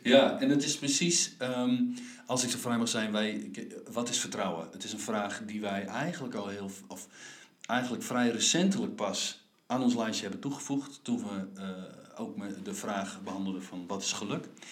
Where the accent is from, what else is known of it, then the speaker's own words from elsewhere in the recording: Friesland, Netherlands; ik ben Fries in hart